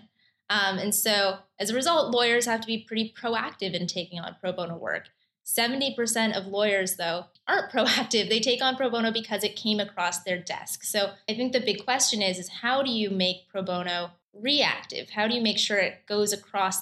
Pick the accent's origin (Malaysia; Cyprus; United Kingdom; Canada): Canada; moved away as an adult; now in New York, United States; I'm originally Canadian